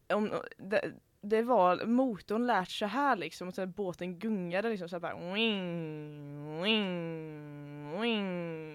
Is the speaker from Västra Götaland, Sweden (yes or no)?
yes; Hönö, Västra Götaland, Sweden; jag är från Hönö